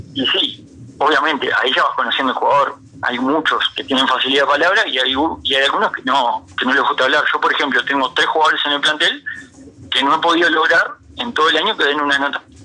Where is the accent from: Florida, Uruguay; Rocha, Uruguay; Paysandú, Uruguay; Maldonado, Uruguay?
Florida, Uruguay; moved away as an adult; now in Montevideo, Uruguay; yo soy de Florida